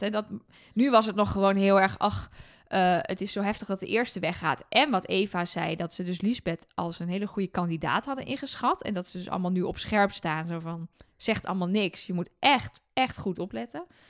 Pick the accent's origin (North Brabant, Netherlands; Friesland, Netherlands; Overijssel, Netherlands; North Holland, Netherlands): Overijssel, Netherlands; Twente; ik zeg bijvoorbeeld dat het raam los moet, want ik kom uit Twente